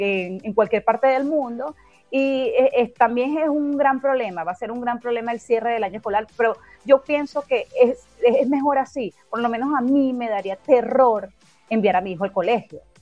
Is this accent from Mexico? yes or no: no; Venezuela; como ciudadana de este país, como venezolana.